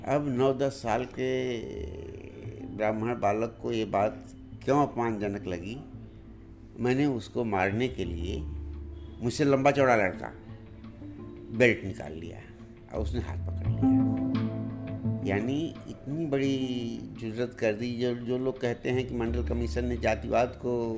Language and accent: Hindi; Sulemapur, Uttar Pradesh, India; moved away as an adult; also born or lived in Allahabad; now in Delhi, India; आजमगढ़ ज़िले में एक रिमोट गांव है सुलेमापुर पहले तो सड़क हमारे यहाँ से छः किलोमीटर दूर थी